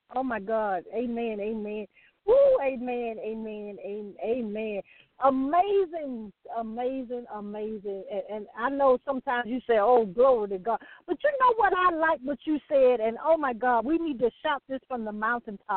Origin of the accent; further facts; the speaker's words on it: the South, United States; I'm from the South